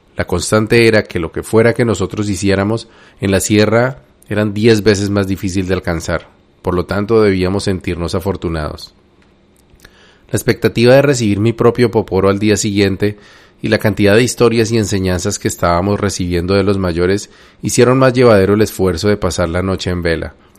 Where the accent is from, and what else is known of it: Colombia